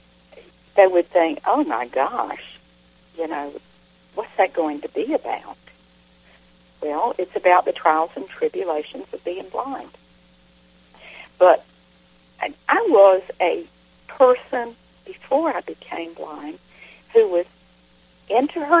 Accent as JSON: {"language": "English", "region": "the South", "country": "United States", "accent": "southern", "said": "my southern accent"}